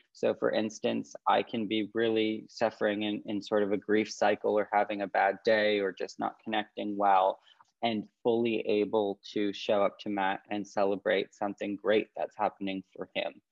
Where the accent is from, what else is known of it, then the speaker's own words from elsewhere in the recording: Canada; moved away as an adult; now in California, United States; as a Canadian